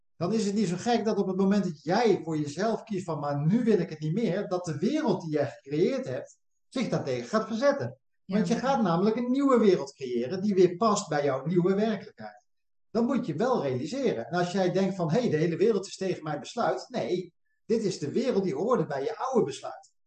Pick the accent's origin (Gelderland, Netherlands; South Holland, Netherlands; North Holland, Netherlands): South Holland, Netherlands; Westland; wij komen uit het Westland, hè, hier onder Den Haag.